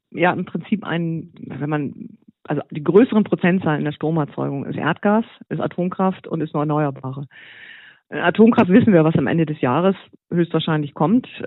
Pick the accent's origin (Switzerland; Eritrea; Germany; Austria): Germany; natürlich erstmal man schüttelt als Deutscher erstmal den Kopf.